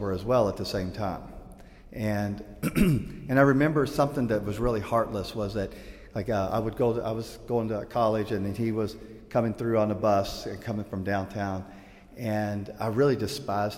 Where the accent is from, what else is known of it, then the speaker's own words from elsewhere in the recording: Louisville, Kentucky, United States; As a little guy, I grew up in Louisville, Kentucky.